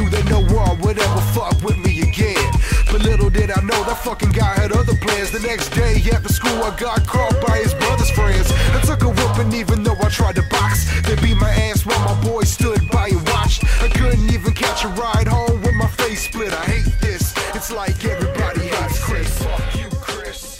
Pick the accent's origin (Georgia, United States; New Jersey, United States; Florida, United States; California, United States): Florida, United States; Miami; Miami, Florida. I grew up in a neighborhood called Cutler Ridge